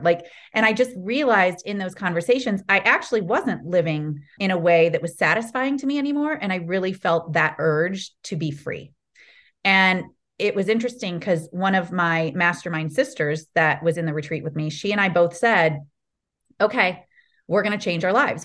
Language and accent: English; Ohio, United States; moved away as an adult; also born or lived in California; I grew up in Ohio.